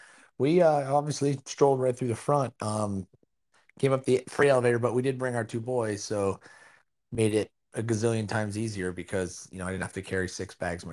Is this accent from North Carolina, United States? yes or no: no; Florida, United States; I'm from Florida.